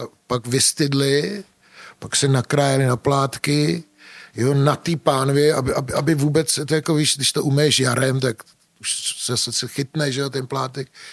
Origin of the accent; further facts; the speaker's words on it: Czechia; also born or lived in Germany; My jsme Češi, my jsme střed Evropy